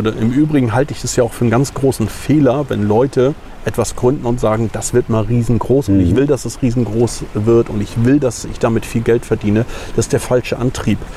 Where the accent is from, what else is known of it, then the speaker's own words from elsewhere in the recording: Puttgarden, Schleswig-Holstein, Germany; Äh, ich bin im Nachbarort groß geworden, in Puttgarden, äh, bin auf Fehmarn geboren und bin schon damals mit meinen Kumpels und Freunden immer mit dem Hollandrad hergefahren.